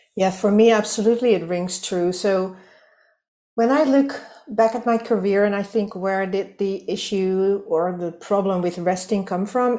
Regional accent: Netherlands; English is a second language; I'm from the Netherlands, so you might hear that I'm not a native English speaker

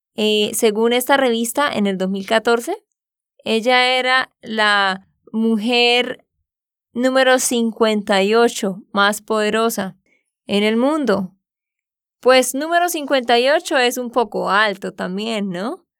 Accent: Santander, Colombia; also born or lived in Barranquilla, Colombia; de Santander, Colombia.

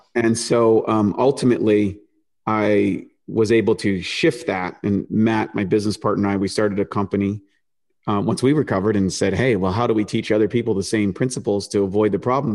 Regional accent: New Brunswick, Canada; also born or lived in Toronto, Canada; born in, born in Toronto, grew up on the East Coast in a place called New Brunswick in this little town

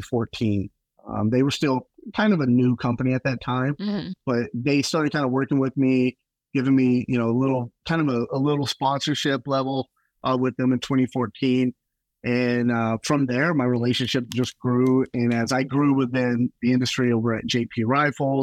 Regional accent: Texas, United States; I grew up in Texas.

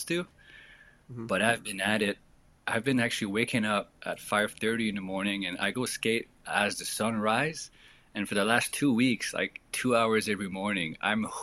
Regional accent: Drummondville, Quebec, Canada; I'm from an hour east of Montreal, a small town called Drummondville, but Montreal area, basically.

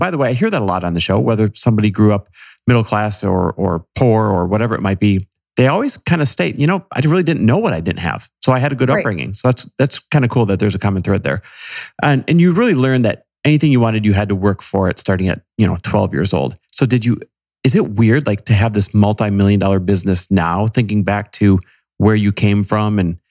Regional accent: Montana, United States; Times are different back then, especially like growing up in Montana.

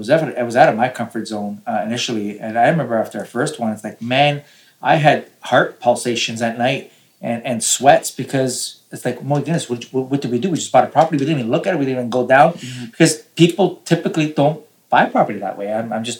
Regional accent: Toronto, Ontario, Canada; we're from Toronto, my wife

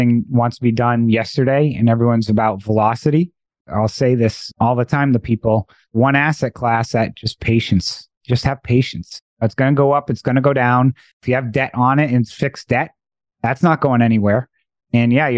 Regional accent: Massachusetts, United States; moved away; I'm originally from Massachusetts

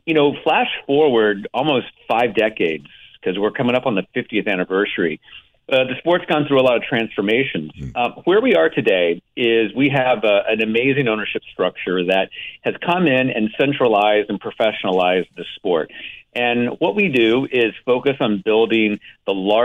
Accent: Oklahoma, United States; born and raised in Oklahoma

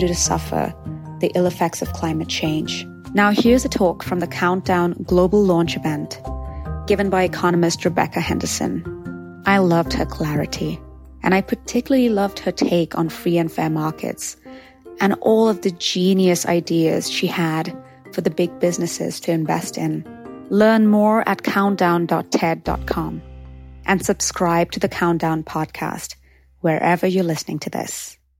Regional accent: Mumbai, Maharashtra, India; moved away as an adult; now in Los Angeles, United States; my hometown, my home country, Mumbai, India, as well as my adopted home, my second home, Los Angeles, California

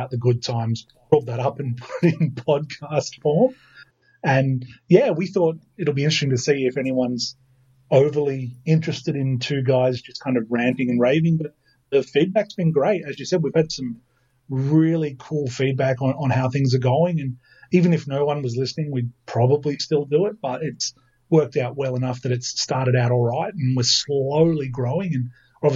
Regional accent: Lithgow, New South Wales, Australia; now in Sydney, Australia; I grew up in Lithgow, stayed there for 20 years

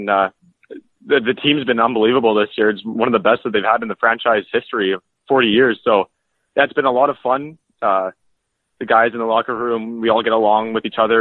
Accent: Beaumont, Alberta, Canada; I'm from Beaumont, Alberta, which is about 10 minutes south of Edmonton.

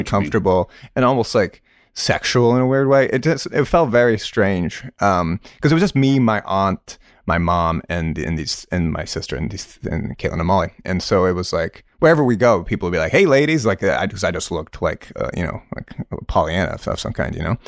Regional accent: Stow, Massachusetts, United States; moved away as an adult; also born or lived in upstate New York; Stowe is, you know, is a, it's very, um, Irish Catholic community. Um, my schooling was, uh, a public school. This, uh, place called Neshoba Regional High School.

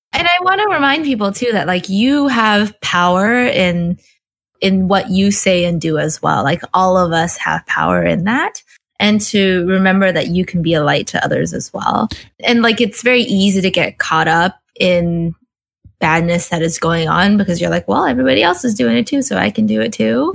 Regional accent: California, United States; I was born in California

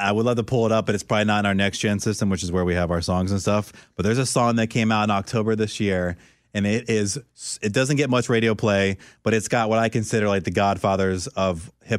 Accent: East Coast, United States; And like, I grew up on the East Coast, which is so weird, but I was always so fascinated by the West Coast rap.

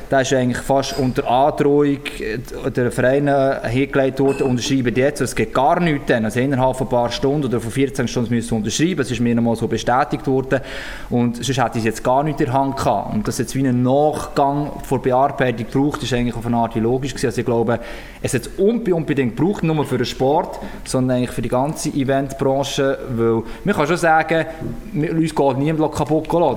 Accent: Switzerland; bei uns in der Schweiz

